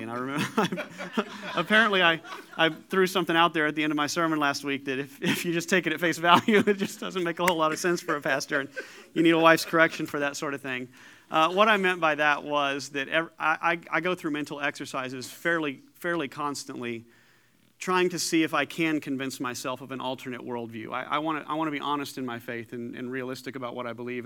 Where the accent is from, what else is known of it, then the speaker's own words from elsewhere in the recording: Paducah, Kentucky, United States; also born or lived in Danville, Illinois; born in Danville, Illinois, raised in Paducah, Kentucky